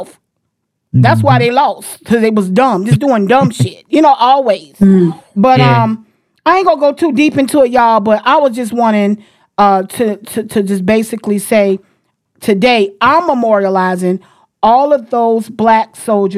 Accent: Jacksonville, Florida, United States; all of us was born and raised in Jacksonville, Florida

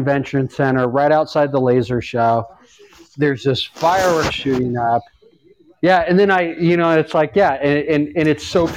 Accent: Los Angeles, California, United States; moved away; growing up in Los Angeles

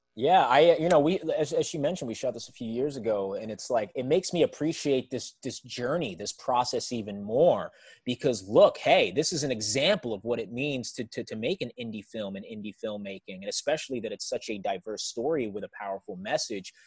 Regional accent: New York City, New York, United States; I was raised in New York City

